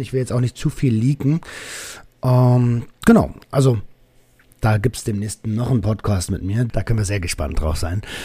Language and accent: German; Berlin, Germany; accent: Berliner Schnauze; als Berliner mit meiner Berliner Schnauze